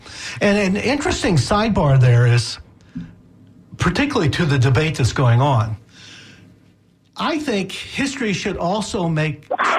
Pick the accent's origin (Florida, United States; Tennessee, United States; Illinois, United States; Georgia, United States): Illinois, United States; moved away; also born or lived in North Carolina; I was a grad student at the University of North Carolina. I'm from Illinois.